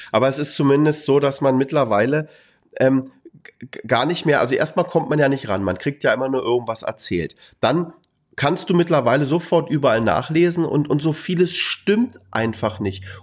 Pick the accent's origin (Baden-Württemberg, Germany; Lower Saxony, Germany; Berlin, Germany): Berlin, Germany; Ich meine, ich bin Berliner.